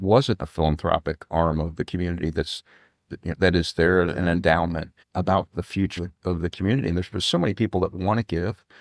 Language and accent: English; Fort Wayne, Indiana, United States; I grew up in Continental Park